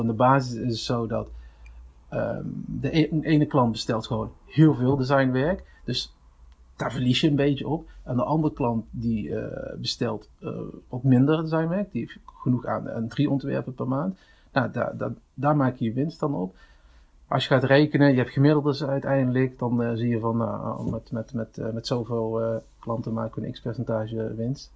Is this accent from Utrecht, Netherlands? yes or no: no; Venlo, Limburg, Netherlands; 34 jaar, geboren in Venlo